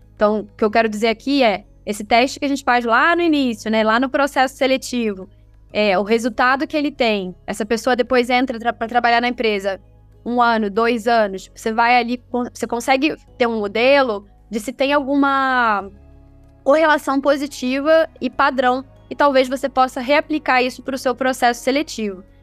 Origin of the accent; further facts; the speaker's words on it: Rio de Janeiro, Brazil; eu sou carioca